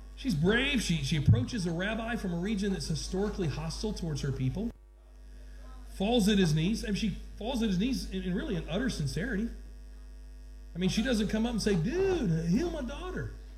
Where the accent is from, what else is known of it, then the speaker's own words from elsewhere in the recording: Georgia, United States; I'm from Georgia